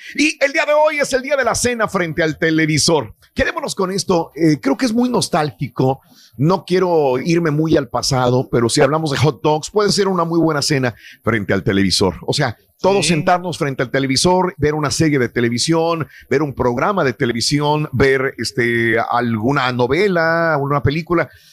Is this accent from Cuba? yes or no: no; Mexico; nosotros que somos mexicanos